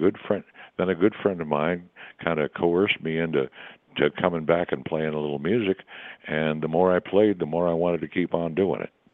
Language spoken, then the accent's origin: English; New England, United States; moved away as an adult; also born or lived in North Carolina / the American West; I was born in North Carolina, I was raised in New England, and I moved out west um, as fast as I could.